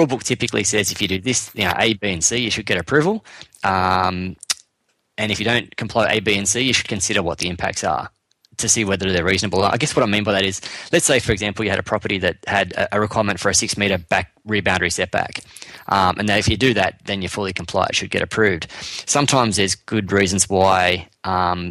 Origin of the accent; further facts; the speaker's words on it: Sydney, New South Wales, Australia; moved away as an adult; now in Queensland, Australia; I was born and raised in Western Sydney.